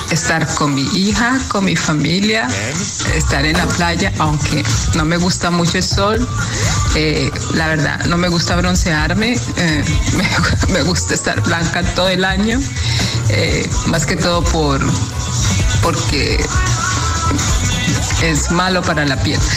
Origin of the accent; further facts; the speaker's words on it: Colombia; now in Spain; me encanta bailar como buena colombiana